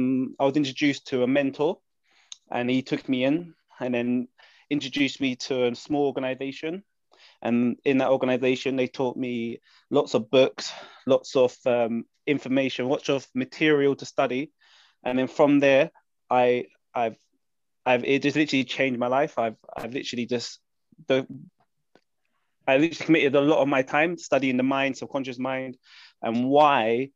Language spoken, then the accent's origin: English; London, United Kingdom; I'm from London.